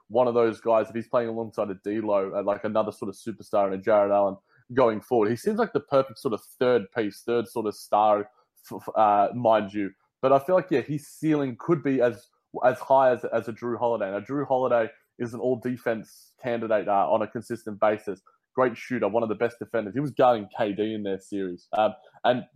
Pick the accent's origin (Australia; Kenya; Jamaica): Australia; also born or lived in London; my accent, in Australia